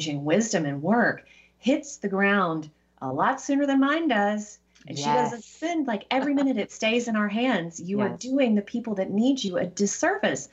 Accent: the South, United States; I'm from the South and I had that encounter a couple times growing up

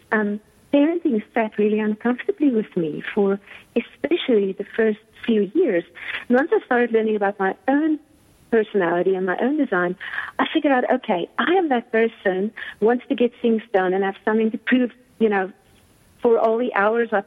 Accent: South Africa; I've been born and raised in South Africa

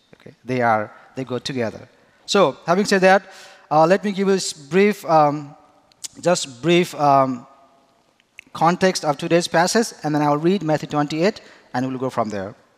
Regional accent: Nepal; now in Grand Rapids, United States; I am from Nepal

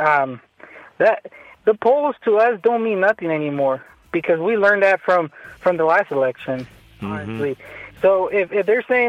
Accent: California, United States; moved away as an adult; now in Wichita, United States; I'm from California. I was born and raised

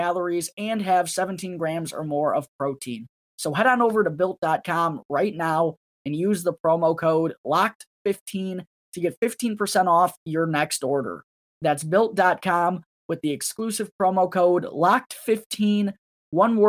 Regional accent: United States; being American

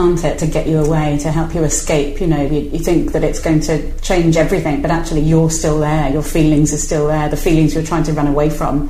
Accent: Spain; also born or lived in Wirral / London / Brighton; now in United Kingdom; I feel like I'm from the Wirral, and I feel like I'm from Spain, where I grew up. And I also feel I'm from London and Brighton.

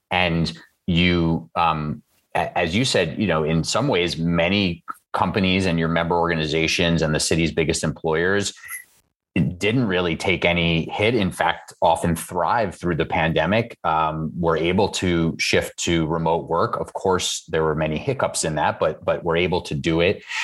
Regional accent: New York City, New York, United States; I'm from Queens

